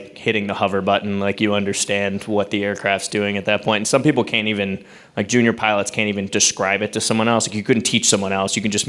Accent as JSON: {"language": "English", "town": "Pittsburgh", "region": "Pennsylvania", "country": "United States", "tie": "born or raised there", "moved": "as an adult", "said": "I originally was. I grew up here out in Penn Hills and went to Central Catholic, and so I finally got back to Pittsburgh after 10 years."}